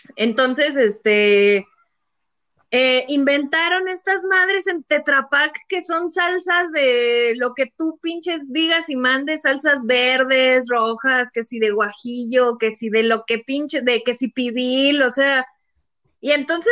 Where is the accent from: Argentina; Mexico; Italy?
Mexico; salí defectuosa como mexicana